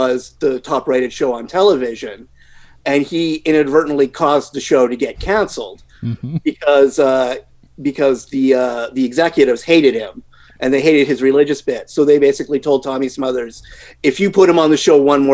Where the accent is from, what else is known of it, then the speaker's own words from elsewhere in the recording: Canada; as a Canadian